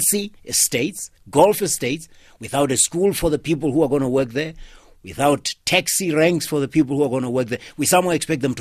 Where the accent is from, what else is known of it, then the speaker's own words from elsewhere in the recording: Limpopo, South Africa; I'm from Limpopo myself